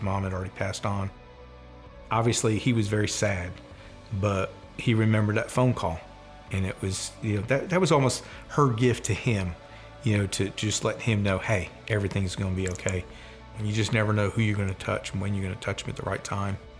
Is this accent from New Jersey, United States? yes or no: yes; New Jersey, United States; born and raised in New Jersey.